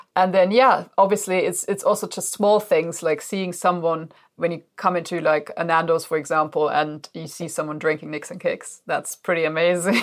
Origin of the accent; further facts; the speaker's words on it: Germany; now in United Kingdom; Julia and I, we're from Germany originally